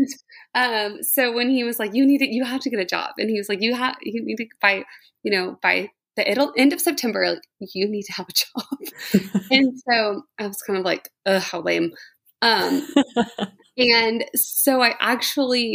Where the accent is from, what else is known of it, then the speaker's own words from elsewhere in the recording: San Antonio, Texas, United States; I'm from San Antonio